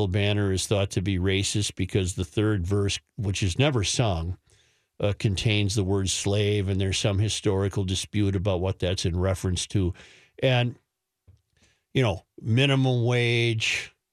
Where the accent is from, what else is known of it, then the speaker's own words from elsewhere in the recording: Hibbing, Minnesota, United States; now in Jacksonville, United States; So, yeah, I'm originally from Hibbing, but down here, uh, 34 degrees.